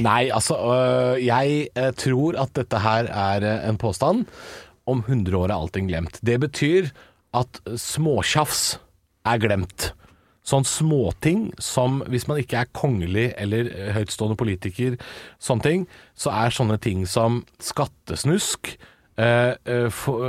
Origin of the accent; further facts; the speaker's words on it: Drammen, Buskerud, Norway; moved away; hjem til min hjemby. Vi skal til Drammen